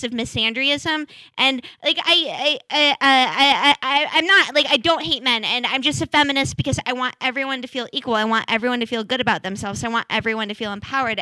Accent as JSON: {"language": "English", "town": "Seattle", "region": "Washington", "country": "United States", "tie": "born or raised there", "moved": "yes", "lives_now": "Portland, United States", "said": "I grew up in Seattle"}